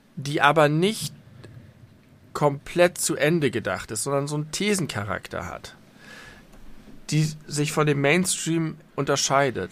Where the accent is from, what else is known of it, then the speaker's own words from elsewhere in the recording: Germany; also born or lived in Hamburg; fühle ich mich in vielerlei Hinsicht sehr als Deutscher. Zum einen, weil ich natürlich sehr stark deutsch geprägt bin